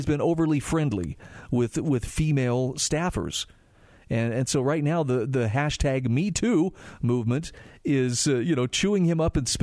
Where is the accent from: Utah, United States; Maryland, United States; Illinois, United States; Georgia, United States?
Utah, United States; my home state of Utah